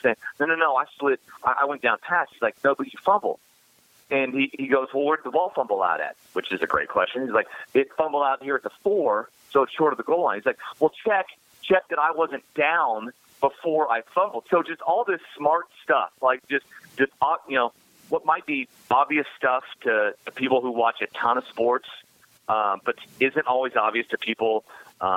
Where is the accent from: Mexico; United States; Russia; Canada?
United States; Kansas; we're both from Kansas, and we know all about the small-town upbringing.